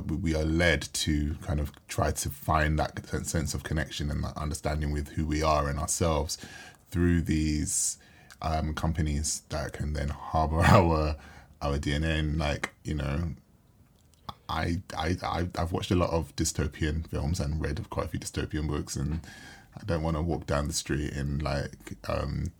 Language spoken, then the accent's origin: English; Jamaica; being from Jamaica